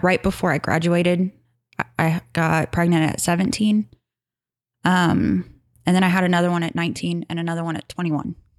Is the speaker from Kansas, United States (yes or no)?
yes; Kansas, United States; also born or lived in Hutchinson, Kansas; I grew up in Tehran, Kansas